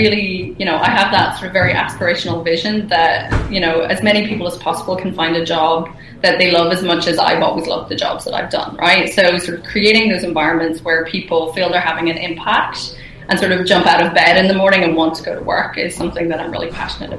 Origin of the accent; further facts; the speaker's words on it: Ireland; moved away as an adult; now in Berlin, Germany; I'm an Irish person, Irish woman, and I relocated to Berlin just over 3 years ago